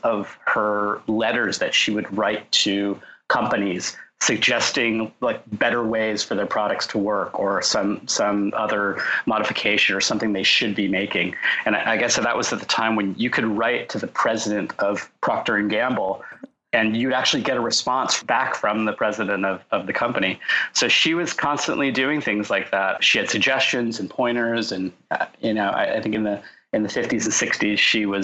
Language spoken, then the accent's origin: English; Orange County, Southern California, United States; also born or lived in Los Angeles, California / San Diego, California; I grew up in Southern California, in Orange County